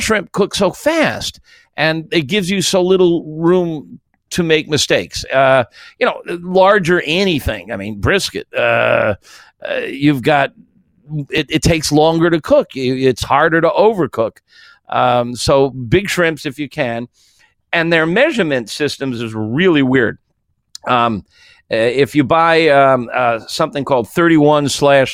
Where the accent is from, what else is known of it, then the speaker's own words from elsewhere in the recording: Florida, United States; I was raised in Florida